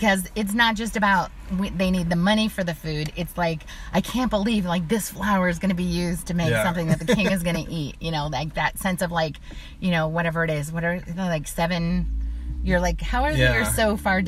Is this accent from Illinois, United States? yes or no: yes; Springfield, Illinois, United States; moved away as an adult; also born or lived in Carbondale, Illinois / New Zealand / Samoa / Australia; now in California, United States; I grew up in Illinois.